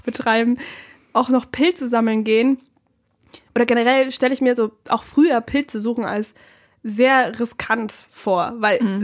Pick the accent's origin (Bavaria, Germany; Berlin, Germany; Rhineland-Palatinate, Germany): Bavaria, Germany; Bernhardswald; now in Cologne, Germany; ich komme jetzt nicht direkt aus Regensburg, sondern aus einem Dorf in der Umgebung.